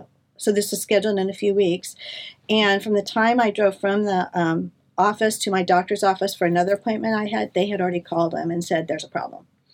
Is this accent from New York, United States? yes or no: no; Orange, California, United States; also born or lived in Corona, California / Monterey, California; grew up in Corona. I was raised in Orange, and we did a couple of moves back and forth as a child, ended up in Corona at the age of 16.